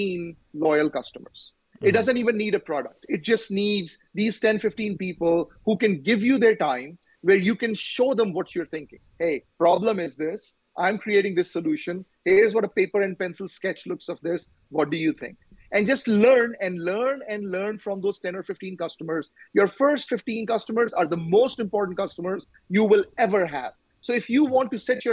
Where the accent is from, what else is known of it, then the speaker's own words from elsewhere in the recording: Pakistan; moved away; I'm from Pakistan originally